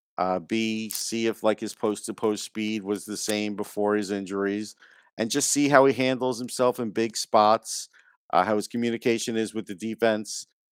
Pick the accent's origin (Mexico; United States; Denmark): United States; New York; growing up in New York